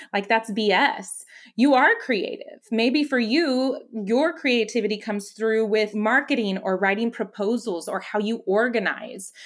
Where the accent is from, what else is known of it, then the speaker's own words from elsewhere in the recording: McAllen, Texas, United States; I grew up in the Valley. I grew up in McAllen